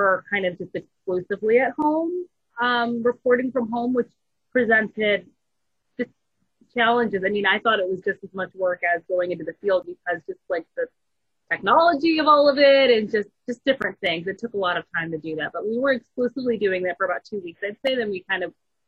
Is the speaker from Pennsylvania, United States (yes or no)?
no; Michigan, United States; also born or lived in Montgomery, Alabama / Phoenix, Arizona; now in Atlanta, United States; I was actually born in Atlanta. I was raised in Michigan